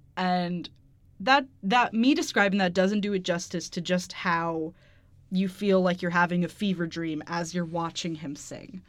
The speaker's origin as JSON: {"language": "English", "country": "United States", "said": "We're American heathens"}